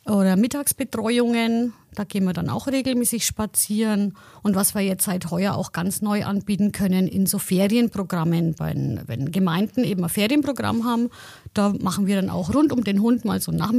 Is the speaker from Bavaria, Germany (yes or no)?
yes; Heroldsbach, Bavaria, Germany; Genau, ich bin ja aus Haroldsbach und ich bin auch aktiv im Heimat- und Trachtenverein